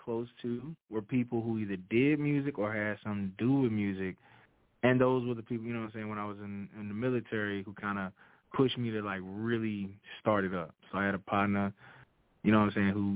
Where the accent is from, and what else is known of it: Louisiana, United States; moved away as an adult; now in Texas, United States